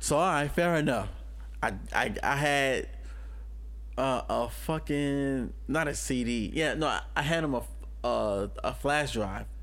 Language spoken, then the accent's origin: English; New Orleans, Louisiana, United States; moved away; I came from New Orleans, Louisiana